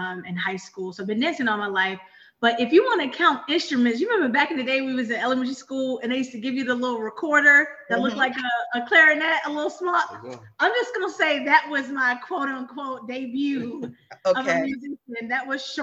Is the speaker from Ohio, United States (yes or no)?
no; Richmond, Virginia, United States; I am originally from Richmond, Virginia